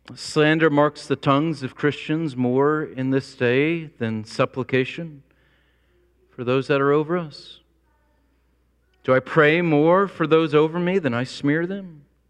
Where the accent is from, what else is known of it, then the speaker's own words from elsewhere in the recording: United States; I'm an American.